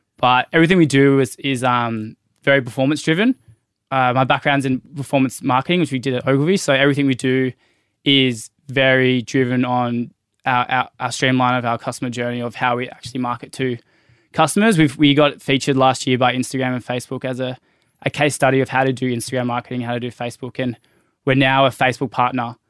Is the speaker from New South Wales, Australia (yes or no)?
yes; Byron Bay, New South Wales, Australia; moved away as an adult; now in Sydney, Australia; we both grew up in Byron Bay. I grew, I grew up in the Pocket.